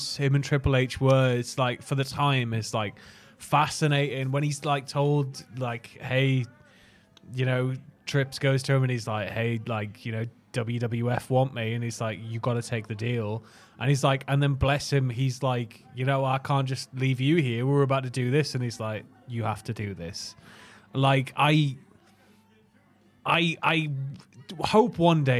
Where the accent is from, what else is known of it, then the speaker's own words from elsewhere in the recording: Prudhoe, North East England, United Kingdom; also born or lived in Chopwell; my hometown of Prudhoe. Prudhoe, Northumberland